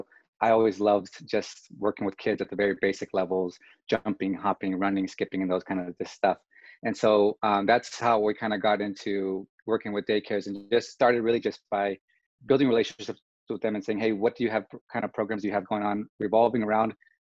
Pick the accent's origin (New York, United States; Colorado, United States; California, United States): California, United States; moved away as an adult; also born or lived in Honolulu, Hawaii; now in Texas, United States; I'm from California originally